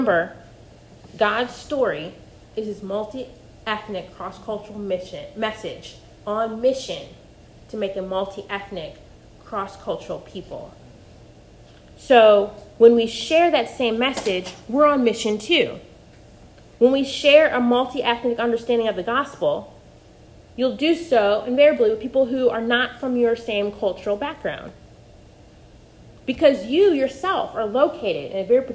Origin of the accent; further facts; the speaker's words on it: Missouri, United States; accent: flat Midwestern; moved away as an adult; also born or lived in North Carolina; I grew up in the Midwest, in Missouri, and I went to Carolina for undergrad, and as a Midwesterner, I really prided myself in the fact that we did not have an accent